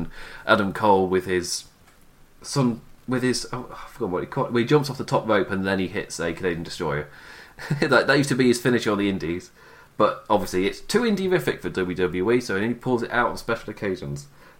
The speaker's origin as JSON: {"language": "English", "region": "England", "country": "United Kingdom", "said": "I'm English. I don't watch the Super Bowl. There are lots of people in England who do watch Super Bowl, by the way."}